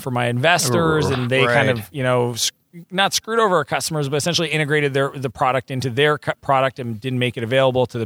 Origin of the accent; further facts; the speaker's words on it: Moncton, New Brunswick, Canada; moved away as an adult; also born or lived in Silicon Valley; I'm Canadian, I'm from New Brunswick, I've showed more people in the world where Moncton is on a mat